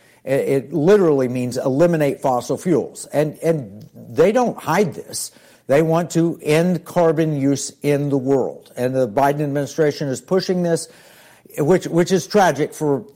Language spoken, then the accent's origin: English; Tulsa, Oklahoma, United States; My background is I grew up in Tulsa, Oklahoma.